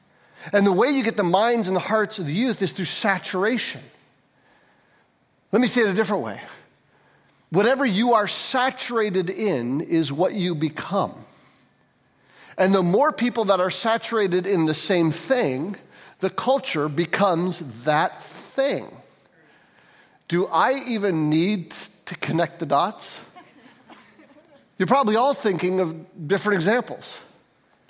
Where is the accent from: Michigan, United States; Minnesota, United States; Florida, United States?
Michigan, United States; St. Johns; I grew up in St. John's.